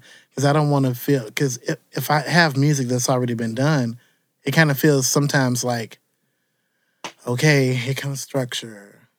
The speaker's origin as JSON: {"language": "English", "town": "Chicago", "region": "Illinois", "country": "United States", "tie": "born or raised there", "said": "I am from Chicago all the way through."}